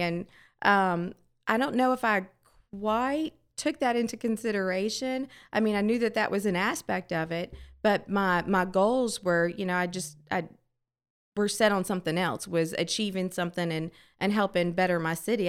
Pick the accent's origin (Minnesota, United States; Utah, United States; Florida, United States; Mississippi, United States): Mississippi, United States; D'Iberville; This is my hometown